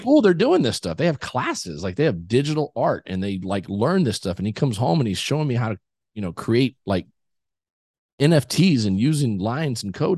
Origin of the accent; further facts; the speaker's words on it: South Texas, United States; I grew up in South Texas